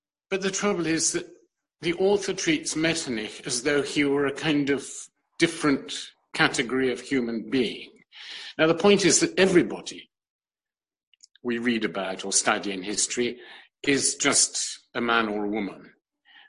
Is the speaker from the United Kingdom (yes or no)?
yes; London, United Kingdom; also born or lived in New York / Europe; I was born in New York completely by chance because my mother had to be there to renew her DP papers after the war. But I was brought up in London, but also around Europe a lot